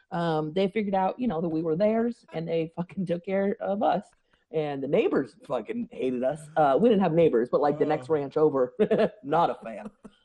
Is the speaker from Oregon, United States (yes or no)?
yes; Scottsburg, Oregon, United States; Way out away. Highway whatever 32, in Douglas County, in a little town called Scottsburg. Went to Elkton Elementary, and there'll be about two people that know where that is.